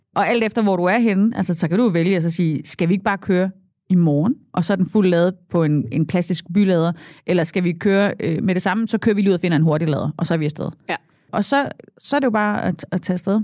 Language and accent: Danish; Southern Jutland, Southern Denmark, Denmark; jeg er sønderjyde